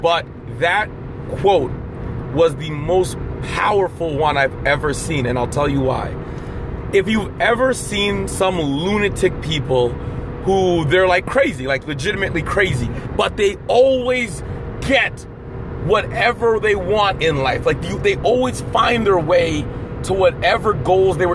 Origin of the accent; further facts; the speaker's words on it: Ontario, Canada; I'm from Ontario, and in Ontario, you finish high school at 19 back in the 90s